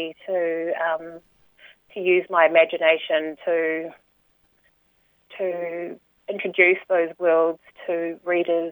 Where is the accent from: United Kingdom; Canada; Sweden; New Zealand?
New Zealand; Porirua, Wellington; So I grew up in Porirua in the 1970s, 80s, so I have that second-generation Cook Islander experience in New Zealand